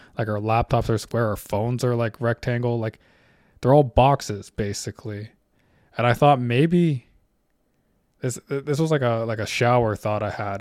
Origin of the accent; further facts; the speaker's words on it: Canada; I'm Canadian. I live in Canada.